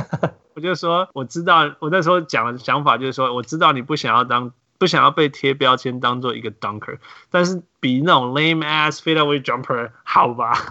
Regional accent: Canada; 他虽然我们是加拿大的，但是我超不喜欢他

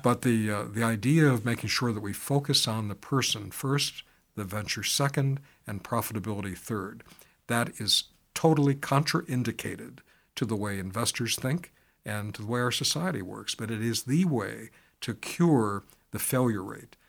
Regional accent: Pittsburgh, Pennsylvania, United States; now in Chicago, United States; my hometown and, uh, or birth town as I talk it, talk about it, uh, but, um, uh, Pittsburgh

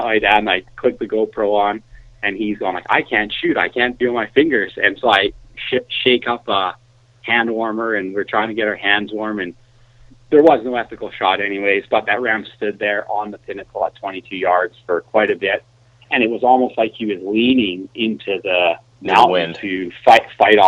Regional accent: Calgary, Alberta, Canada; I grew up just outside of Calgary, Alberta

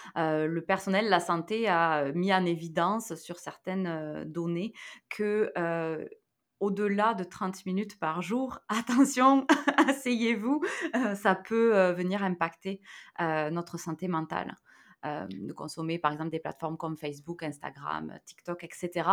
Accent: near Toulouse, Occitania, France; moved away; je suis française. Hein. Euh, j'ai euh, grandi à côté de Toulouse, hein, donc dans le sud-ouest.

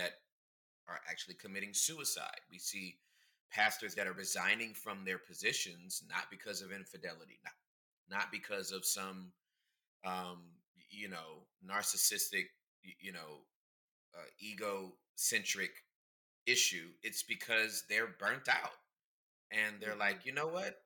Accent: Southern California, United States; now in Dallas, United States; I was born and raised in Southern California

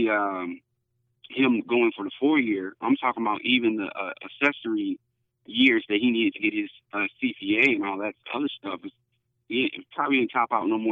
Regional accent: Detroit, Michigan, United States; moved away as an adult; now in Houston, United States; I'm not from Texas originally. Grew up in Detroit, Michigan originally

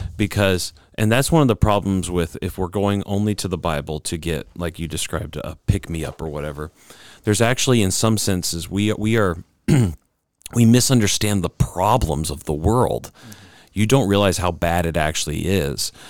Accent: United States; as Americans, we kind of feel this because, um, being an American citizen

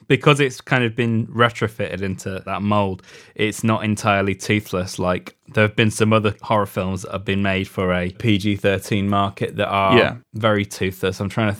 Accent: United Kingdom; I mean, it's funny for us because being British, the film is a 15 over here.

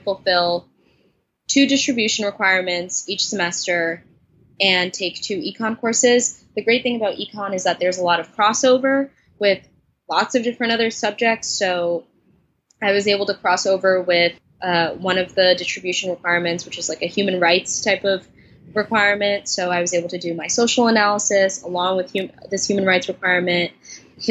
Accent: New York City, New York, United States; I'm from New York City

